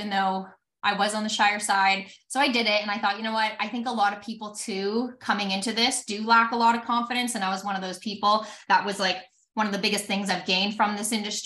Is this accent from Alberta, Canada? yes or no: yes; Alberta, Canada; I'm from Alberta, Canada